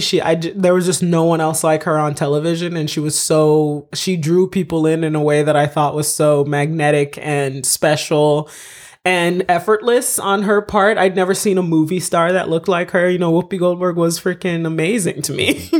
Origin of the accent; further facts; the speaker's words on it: United States; moved away as an adult; also born or lived in Haiti / Florida / Massachusetts / Boston; now in Los Angeles, United States; I mostly grew up in Florida, in Massachusetts